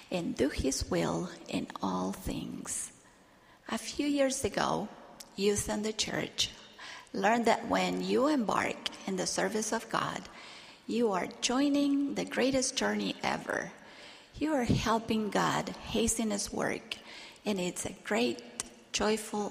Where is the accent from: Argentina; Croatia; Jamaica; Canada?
Argentina; Victoria was one of the primary teachers in my branch while I was growing up in Argentina